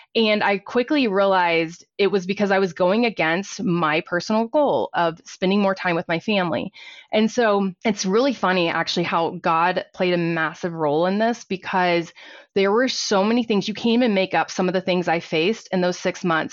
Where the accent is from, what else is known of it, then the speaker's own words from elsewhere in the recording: Fort Worth, Texas, United States; moved away as an adult; now in Colorado, United States; I was actually born and raised in Fort Worth, Texas, and I moved to Colorado about twenty years ago